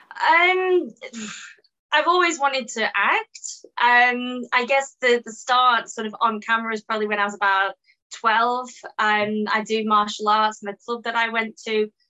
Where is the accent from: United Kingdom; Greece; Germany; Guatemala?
United Kingdom; England; accent: British